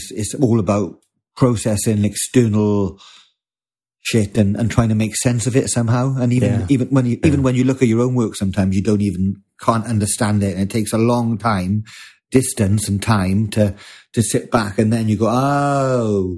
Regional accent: United Kingdom; us as British people

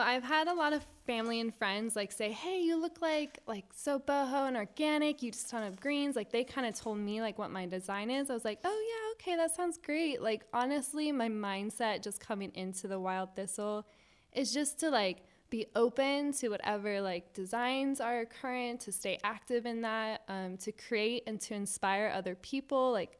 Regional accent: Virginia, United States; now in Jacksonville, United States; No, not originally. Before I moved to Jacksonville, I came from Virginia. So family brought me to Jacksonville, and I've loved it since being here.

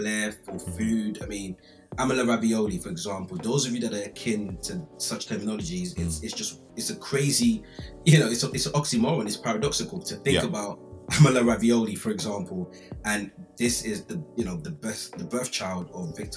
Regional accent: London, United Kingdom; I grew up in Brixton

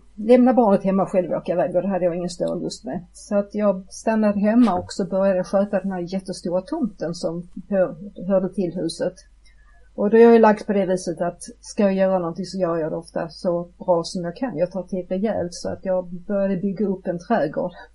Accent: Malmö, Skåne, Sweden; jag är född och uppvuxen i Malmö

